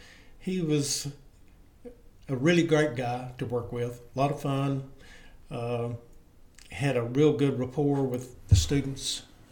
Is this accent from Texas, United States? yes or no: no; Dickson County, Tennessee, United States; moved away as an adult; I'm from Dixon County